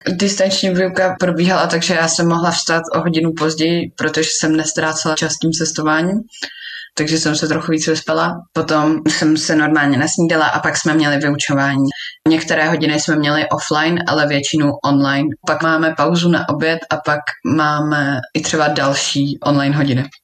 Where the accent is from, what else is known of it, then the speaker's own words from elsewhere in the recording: Slovakia; Já jsem Slovenka, moji prarodiče jsou na Slovensku.